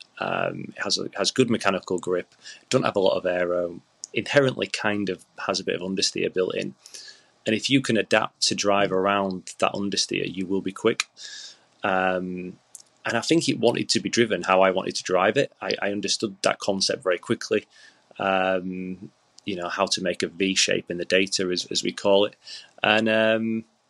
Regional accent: Yorkshire and the Humber, United Kingdom; I'm a Yorkshireman

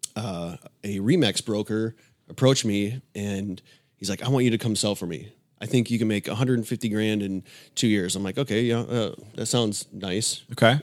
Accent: Illinois, United States; moved away as an adult; now in Tampa, United States; I grew up in Illinois

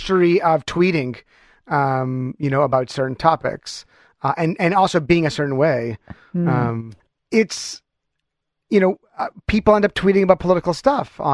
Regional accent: Canada; I'm stereotypical Canadian in that way.

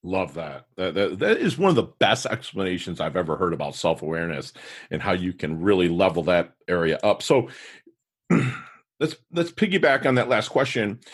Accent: Michigan, United States; now in South Florida, United States; We're both from Michigan

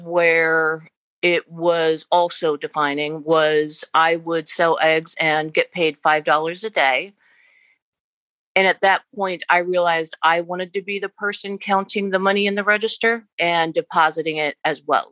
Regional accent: Lancaster, Pennsylvania, United States; born and raised Amish in Lancaster, Pennsylvania

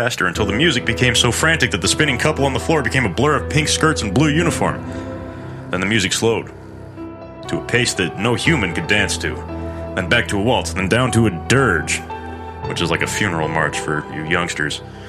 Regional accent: California, United States; my home state

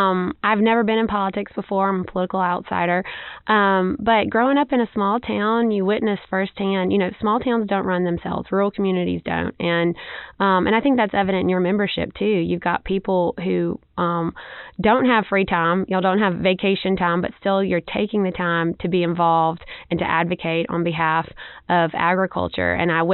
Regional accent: Beatrice, Alabama, United States; I am from Monroe County originally. I grew up on my family's farm there in North Monroe County in Beatrice. My family's been farming there for several generations.

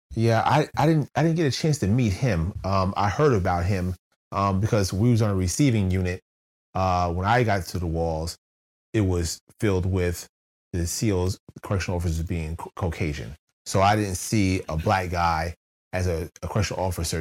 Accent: New Jersey, United States; moved away as an adult; also born or lived in West Virginia; I'm, I'm from New Jersey.

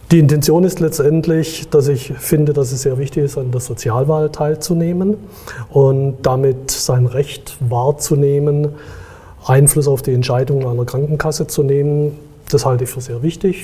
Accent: Stuttgart, Baden-Württemberg, Germany; Ich komme aus Stuttgart

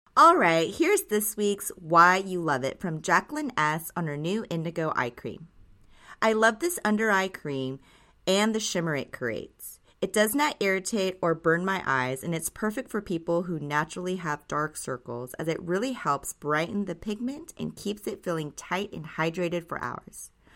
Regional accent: Japan; Growing up in Japan, I would always watch my grandmother and aunt take such care of their skin

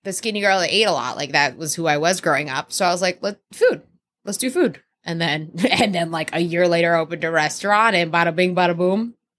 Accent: Elizabeth, New Jersey, United States; moved away as an adult; also born or lived in Miami; now in Los Angeles, United States; I grew up in Elizabeth, New Jersey, which is not the suburbs.

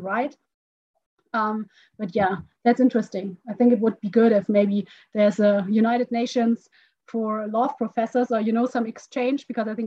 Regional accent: Frankfurt, Hesse, Germany; also born or lived in Stuttgart; now in Munich, Germany; I grew up in Frankfurt.

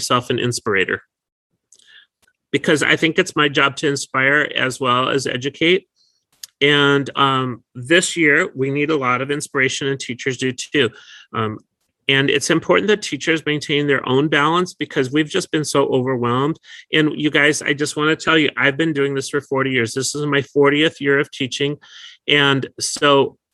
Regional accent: North Dakota, United States; now in California, United States; I was an at-risk learner when I grew up in North Dakota

